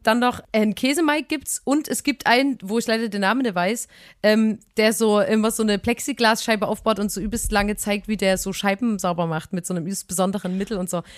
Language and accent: German; Chemnitz, Saxony, Germany; in der Stadt ein Eis bei uns in Chemnitz.